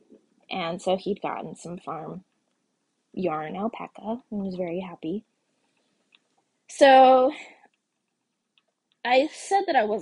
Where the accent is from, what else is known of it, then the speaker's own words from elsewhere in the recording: Texas, United States; moved away; I'm from Texas